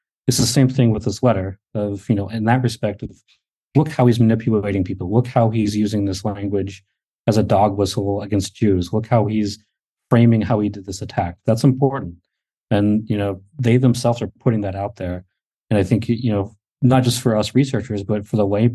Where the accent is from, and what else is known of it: United States